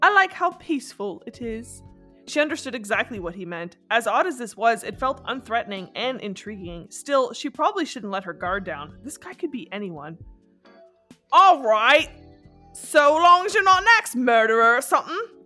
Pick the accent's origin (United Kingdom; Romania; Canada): Canada; first language French; English is a second language; I am Canadian